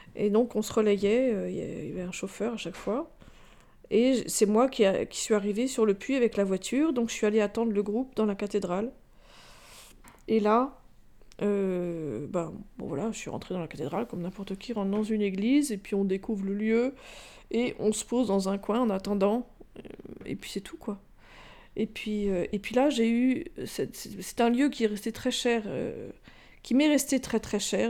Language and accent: French; Rambouillet, Île-de-France, France; J'ai grandi à Rambouillet essentiellement